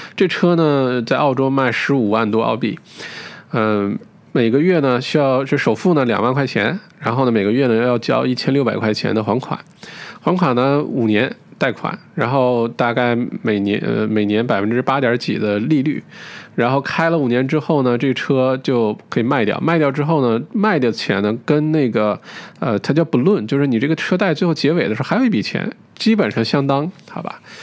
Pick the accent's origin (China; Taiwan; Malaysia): China